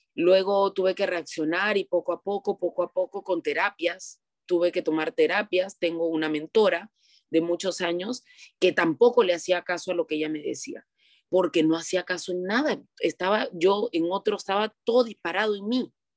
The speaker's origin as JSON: {"language": "Spanish", "country": "Peru", "said": "soy de Perú"}